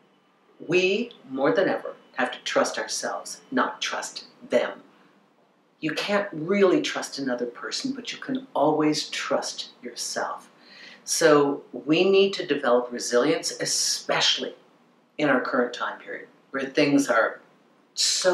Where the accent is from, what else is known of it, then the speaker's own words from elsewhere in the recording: Minnesota, United States; I grew up in Minnesota